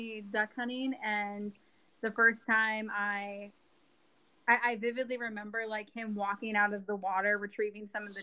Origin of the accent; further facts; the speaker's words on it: Eastern Iowa, United States; I am from Eastern Iowa, born and raised